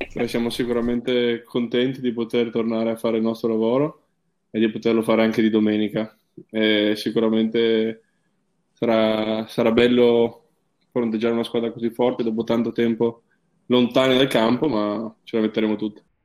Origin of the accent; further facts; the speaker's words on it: Trieste, Friuli-Venezia Giulia, Italy; io essendo triestino eh, sono cresciuto comunque andando a guardare la Triestina